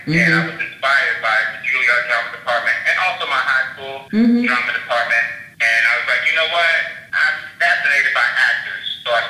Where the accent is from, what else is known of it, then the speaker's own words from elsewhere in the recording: Baltimore, Maryland, United States; also born or lived in New York City, United States / Los Angeles, United States; I was born in New York. I lived in New York until I was 7. Then I moved to Baltimore, and I lived in Baltimore until I was 17.